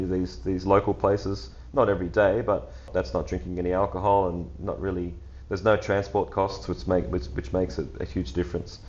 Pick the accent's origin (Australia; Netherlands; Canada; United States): Australia; being Australian